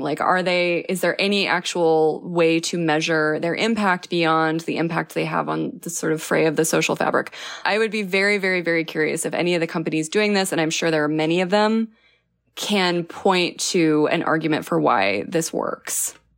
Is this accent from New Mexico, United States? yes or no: yes; New Mexico, United States; I'm from New Mexico